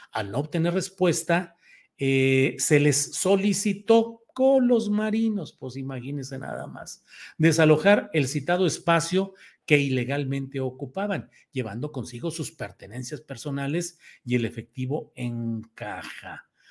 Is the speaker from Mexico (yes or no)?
yes; Torreón, Coahuila, Mexico; Cuando yo estaba chavito y bueno, nací en Torreón, Coahuila